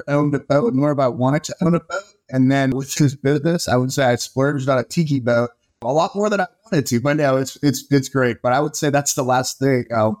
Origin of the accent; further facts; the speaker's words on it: Minnesota, United States; moved away; I grew up in Minnesota, so it's a good Scandinavian.